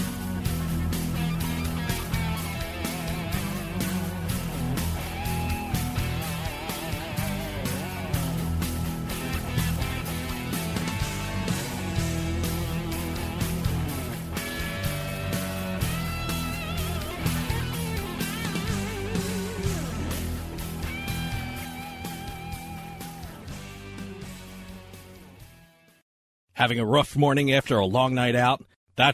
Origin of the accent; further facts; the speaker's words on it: New Jersey, United States; I'm from New Jersey